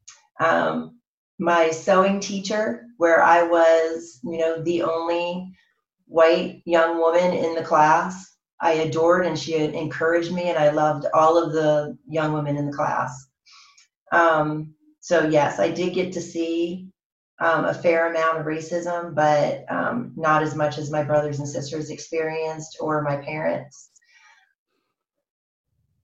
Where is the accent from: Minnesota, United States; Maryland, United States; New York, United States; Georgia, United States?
Maryland, United States; Cambridge; my childhood growing up in Cambridge, Maryland, small town